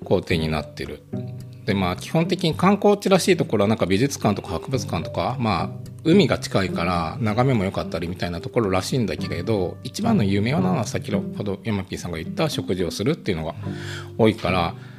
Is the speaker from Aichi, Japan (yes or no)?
yes; Aichi, Japan; moved away as an adult; now in Norway; 私も、生まれも育ちも愛知人なんですけど。